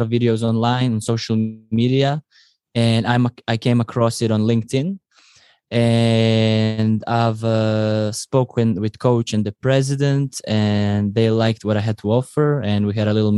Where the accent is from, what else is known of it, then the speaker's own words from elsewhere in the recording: Croatia; now in France; I come from Croatia, and Croatia is beautiful